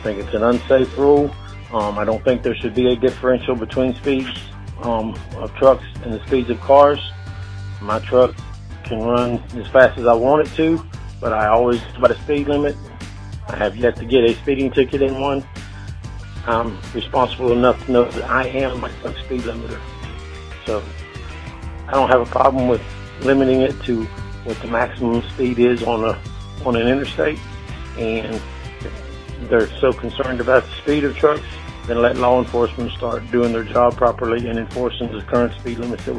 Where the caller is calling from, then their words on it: Moss Point, Mississippi, United States; I'm calling from Moss Point, Mississippi.